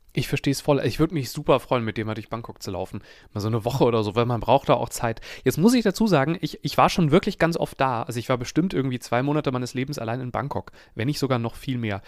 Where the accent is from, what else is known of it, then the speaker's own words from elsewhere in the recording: Germany; ich verklemmter, hässlicher äh, Deutscher